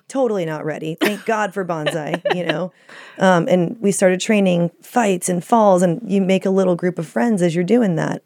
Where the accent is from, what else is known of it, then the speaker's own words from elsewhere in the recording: Dallas, Texas, United States; now in Los Angeles, United States; I grew up in Dallas, Texas